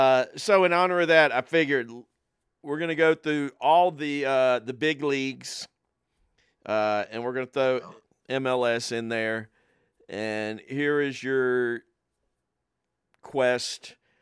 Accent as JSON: {"language": "English", "region": "England", "country": "United Kingdom", "tie": "born there", "said": "Well, he's England, and we do have an allegiance to England as well, since I was born there."}